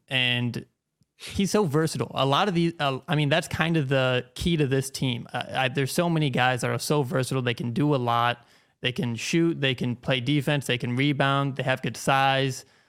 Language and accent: English; Manning, Iowa, United States; I grew up in Manning, Iowa.